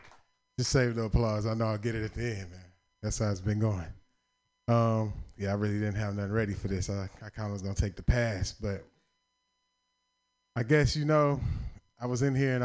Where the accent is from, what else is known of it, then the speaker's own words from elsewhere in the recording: the South, United States; And I'm from the South, so I'm feeling like a country boy.